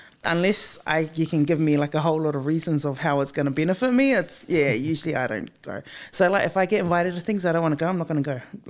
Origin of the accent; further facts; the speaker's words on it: Christchurch, Canterbury, New Zealand; also born or lived in Wellington; I was born in Wellington, and then we moved to Christchurch. So funny, because when we were in Christchurch, I was really, really young, and it was me, my mom, and my older brother.